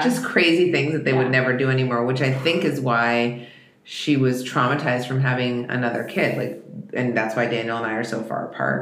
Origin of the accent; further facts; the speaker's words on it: Russia; moved away; I was born in Russia